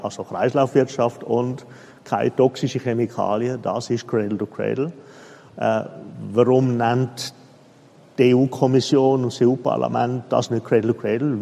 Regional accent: Switzerland; Ich bin Schweizer, oder? Sogar in der Schweizer eigentlich gebürtig.

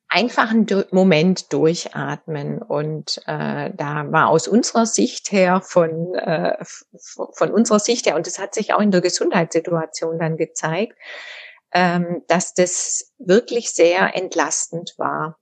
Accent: Southern Germany, Germany; moved away as an adult; also born or lived in Tübingen / North Rhine-Westphalia; now in Düsseldorf, Germany; ich komme aus Süddeutschland

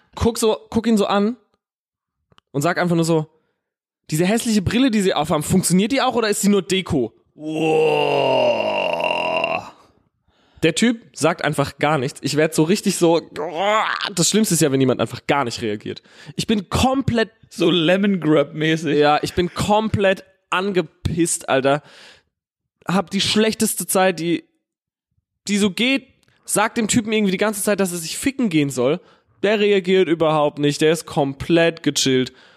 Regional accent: Herxheim, Rhineland-Palatinate, Germany; ich komme ja aus Herxheim

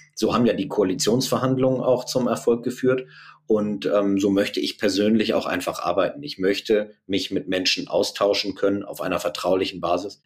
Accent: Germany; als Deutsche

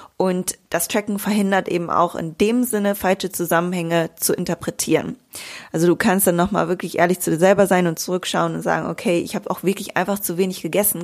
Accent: Bielefeld, North Rhine-Westphalia, Germany; now in Greece; in meiner Heimat in Bielefeld

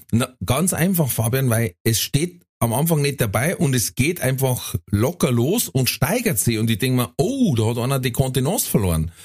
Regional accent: Ingolstadt, Bavaria, Germany; bei uns in Ingolstadt

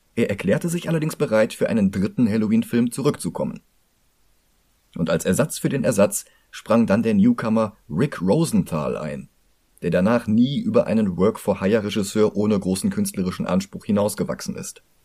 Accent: Cologne, North Rhine-Westphalia, Germany; für mich als Kölner

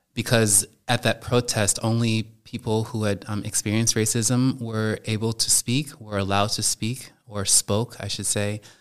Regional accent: United States; moved away as an adult; now in Germany; me being an American as opposed to me being Black

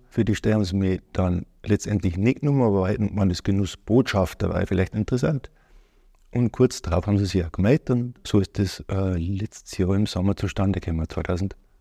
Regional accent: Ortenburg, Bavaria, Germany; Ich Bin aufgewachsen in Ortenburg, Niederbayern, in der Nähe Passau

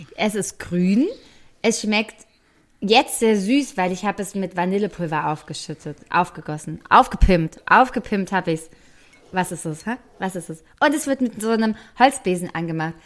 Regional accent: Frankfurt, Hesse, Germany; für mich als Frankfurterin

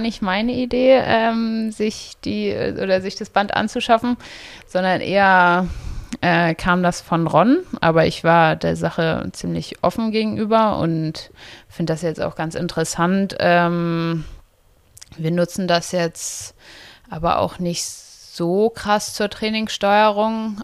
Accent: Itzehoe, Schleswig-Holstein, Germany; now in Potsdam, Germany; Also ich komme ja aus Itzehoe

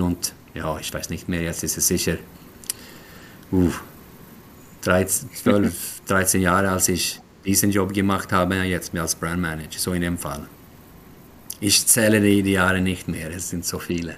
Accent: Sweden; German is a second language; also born or lived in Switzerland; now in Gothenburg, Sweden; als Schwede

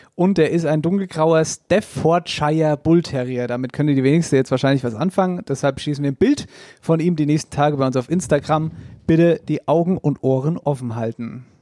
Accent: Hesse, Germany; als Hesse ist ja immer so ein bisschen Kirche, Kirche

